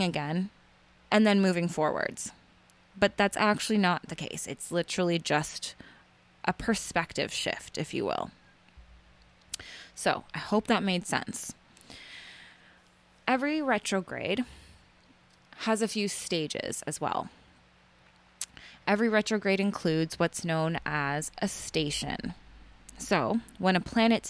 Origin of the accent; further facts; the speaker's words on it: Canada; I'm Canadian